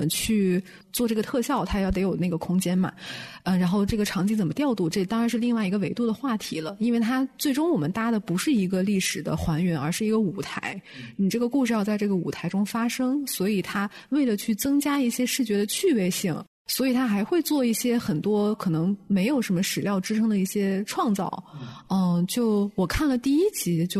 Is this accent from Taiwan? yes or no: no; Beijing, China; 我作为一个北京人，从来没有去过。